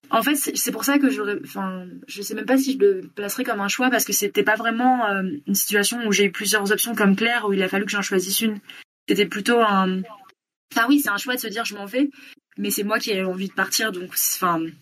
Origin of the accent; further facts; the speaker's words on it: near Bordeaux, Nouvelle-Aquitaine, France; moved away as an adult; now in Bogotá, Colombia; je suis originaire de Bordeaux, enfin à côté de Bordeaux, où j'ai grandi, j'ai resté jusqu'à 20 ans. et maintenant, j'habite depuis un peu plus d'un an et demi à Bogota en Colombie